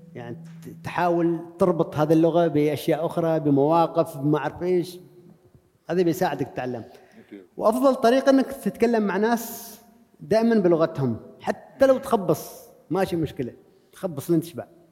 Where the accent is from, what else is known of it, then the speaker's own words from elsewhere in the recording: Oman; انا عماني بدرب في البرازيل